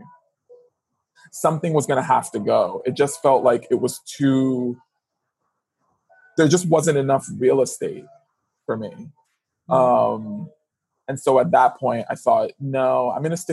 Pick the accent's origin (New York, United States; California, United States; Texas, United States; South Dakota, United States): New York, United States; New York City; I grew up in the Bronx in New York City